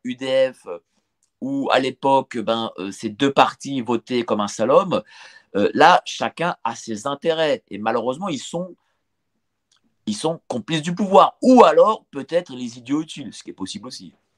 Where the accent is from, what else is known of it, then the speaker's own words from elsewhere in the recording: France; on est français